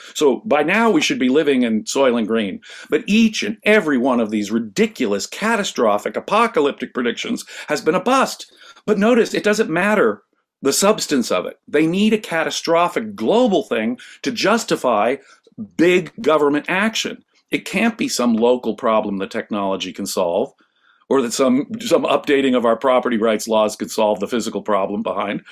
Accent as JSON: {"language": "English", "town": "Los Angeles", "region": "California", "country": "United States", "tie": "born or raised there", "said": "I grew up in Los Angeles"}